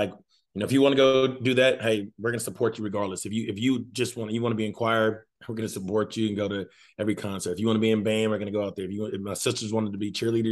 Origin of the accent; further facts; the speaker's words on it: Fayetteville, Arkansas, United States; I grew up in Fayetteville, Arkansas. I went kindergarten through college here